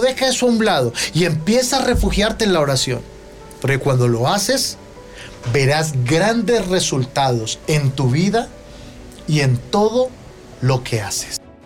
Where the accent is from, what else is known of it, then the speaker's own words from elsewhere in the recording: Colombia; nosotros como colombianos